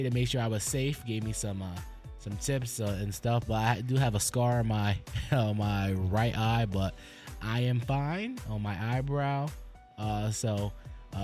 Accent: Connecticut, United States; now in North Carolina, United States; I'm from Connecticut

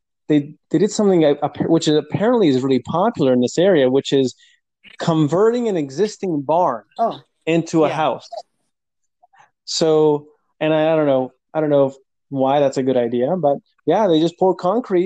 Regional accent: Portland, Oregon, United States; born or raised there; moved away as an adult

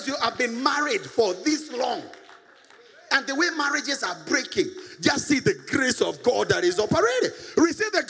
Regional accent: Nairobi, Kenya; I came from Eastlands. Yeah, came from Eastlands

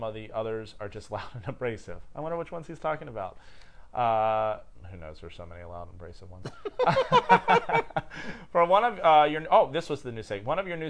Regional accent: Australia; I'm from Australia. He'll know it.

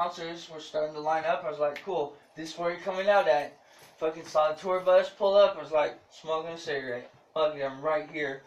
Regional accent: San Diego, California, United States; California. San Diego.

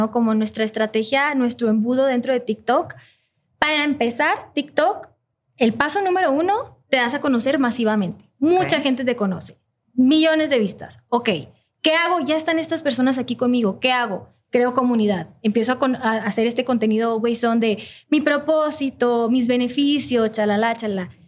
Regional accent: Ecuador; yo soy de Ecuador

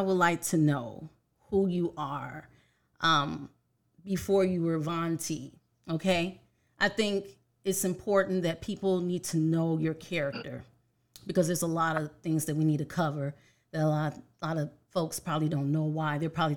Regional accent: Chicago, Illinois, United States; now in Arizona, United States; I'm from Chicago. I'm a Chicago girl, but I'm here in Arizona

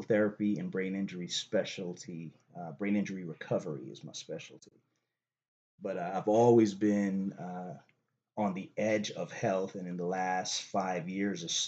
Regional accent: Boston, Massachusetts, United States; I'm down here from Boston, visiting Arizona

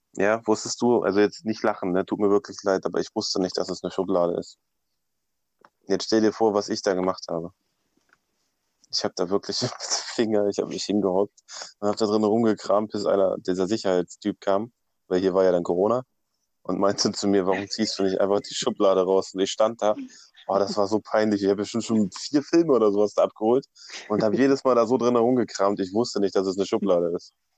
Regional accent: Braunschweig, Lower Saxony, Germany; ich komme ja aus Braunschweig

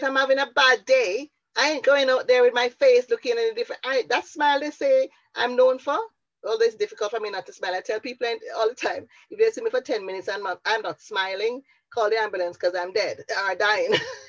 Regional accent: Jamaica; also born or lived in Bradford; now in Wales, United Kingdom; when I moved from Jamaica to Bradford to Wales and had to go out and network in a marketplace

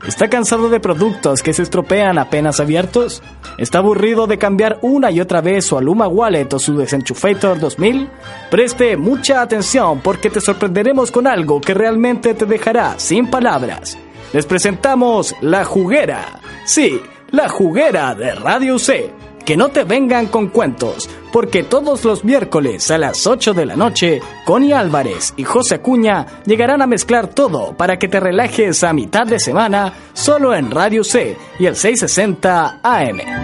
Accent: Chile; nosotros como eh, chilenos del siglo XXI

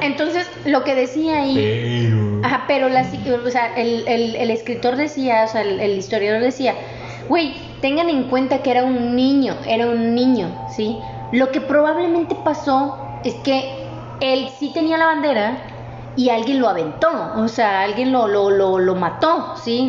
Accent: Mexico

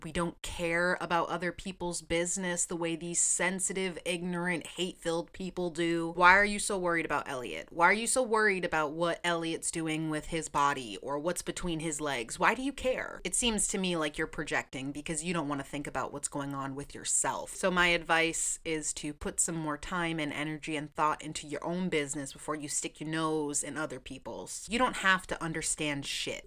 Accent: Massachusetts, United States; moved away as an adult; also born or lived in Orlando, Florida; I am originally from Massachusetts, but four and a half years ago, I made the move to Orlando, Florida

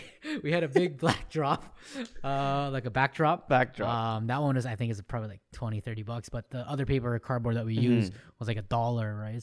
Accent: Ottawa, Ontario, Canada; we're from Ottawa.

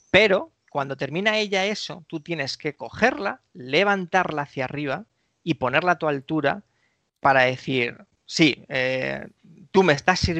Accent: Galicia, Spain; la capilla aquí de mi pueblo, pues podemos casarnos.

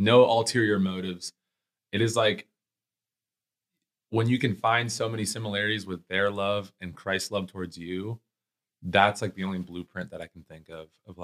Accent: Puerto Rico; now in Ohio, United States; I was born in Puerto Rico, came to America

